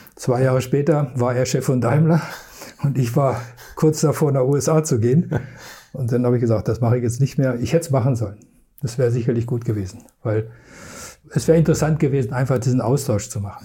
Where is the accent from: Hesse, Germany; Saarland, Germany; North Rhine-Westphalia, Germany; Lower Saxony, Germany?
Lower Saxony, Germany; a village between Hanover and Wolfsburg; ich komme aus dem Dorf, wo alle zu VW gingen. Mhm. Entweder nach Hannover ins Werk oder Wolfsburg ins Werk, weil ich genau mittendrin wohnte.